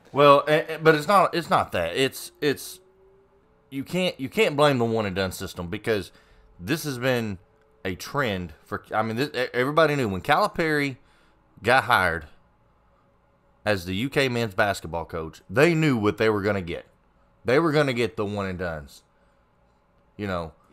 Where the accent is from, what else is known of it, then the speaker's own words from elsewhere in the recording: Kentucky, United States; we are from Kentucky